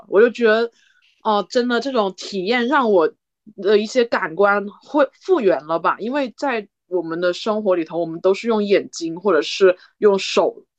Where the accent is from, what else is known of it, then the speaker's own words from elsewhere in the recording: China; 我就用那种很你知道的，就是我仅有的一些单词去跟他说我是中国人